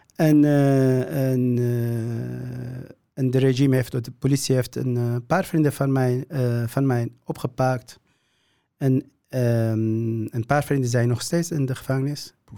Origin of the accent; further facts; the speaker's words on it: Syria; Dutch is a second language; moved away as an adult; now in Netherlands; ik kom uit Syrië.